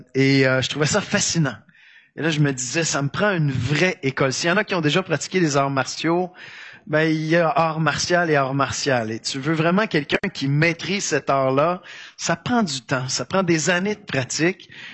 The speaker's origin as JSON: {"language": "French", "region": "Quebec", "country": "Canada", "accent": "Québécois", "said": "Mon accent québécois va transparaître tout de même"}